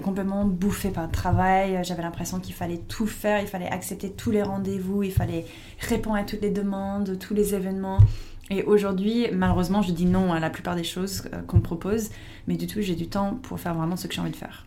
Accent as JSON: {"language": "French", "country": "United States", "second_language": "French", "moved": "as an adult", "lives_now": "France", "said": "j'étais pas étrangère, j'étais américaine"}